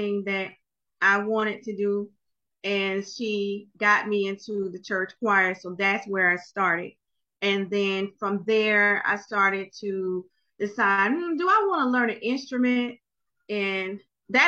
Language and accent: English; Jacksonville, Florida, United States; I'm from Jacksonville, Florida